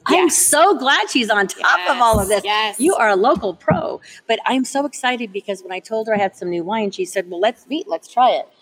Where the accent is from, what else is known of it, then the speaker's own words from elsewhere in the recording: Burbank, California, United States; now in Reno, United States; Burbank, my hometown